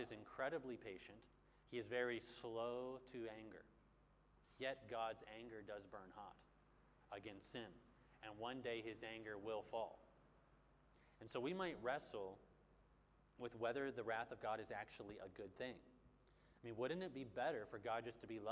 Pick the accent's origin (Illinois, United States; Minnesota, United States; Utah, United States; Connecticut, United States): Minnesota, United States; Bloomington; moved away; Back where I'm from, there's like the biggest mall in America called the Mall of America